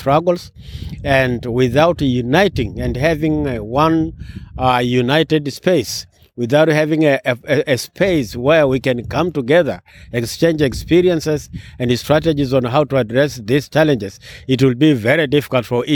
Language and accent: English; Ngorongoro District, Arusha, Tanzania; I come from Tanzania, Ngorongoro District, where the world famous Serengeti National Park is